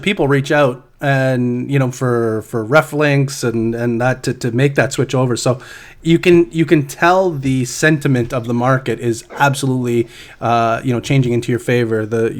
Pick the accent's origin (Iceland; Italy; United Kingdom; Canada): Canada; It's okay because I'm a Canadian.